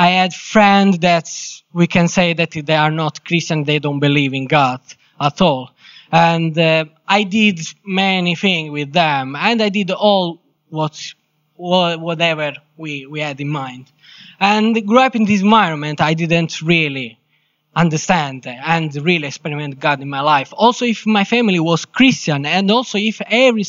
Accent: Sicily, Italy; English is a second language; moved away as an adult; now in England; I'm from Italy, specifically Sicily.

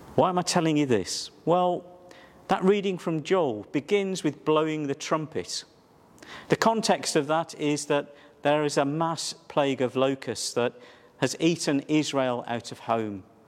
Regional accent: Wolverhampton, West Midlands, United Kingdom; my hometown was Wolverhampton

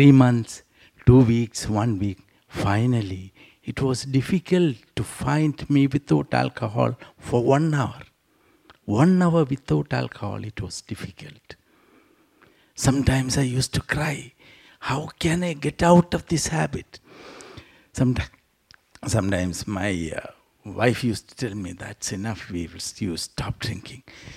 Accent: South India, India; also born or lived in Trivandrum; I come from South India

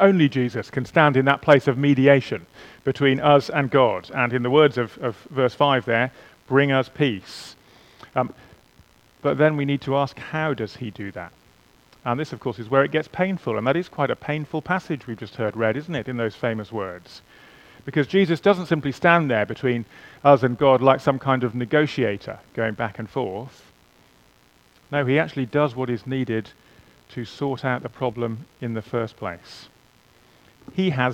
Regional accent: England, United Kingdom; I am English. In theory, at least, I'm qualified to play for England

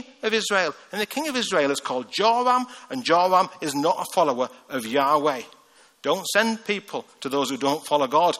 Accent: Hartlepool, North East England, United Kingdom; That's where I'm from. I'm from Hartlepool, just north of the Tees.

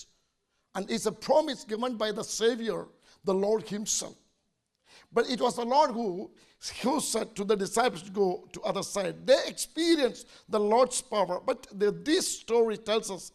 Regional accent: India; as an Indian

